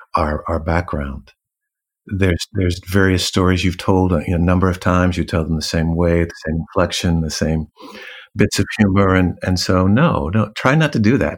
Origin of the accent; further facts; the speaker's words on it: Los Angeles, California, United States; moved away as an adult; also born or lived in New York / Paris; now in London, United Kingdom; growing up in Los Angeles. I'm a city boy